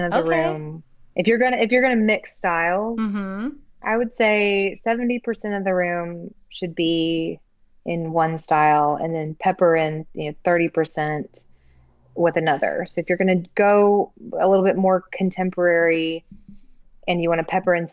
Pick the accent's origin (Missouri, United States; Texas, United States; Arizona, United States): Texas, United States; also born or lived in Colorado; now in New Orleans, United States; I grew up in Texas and Colorado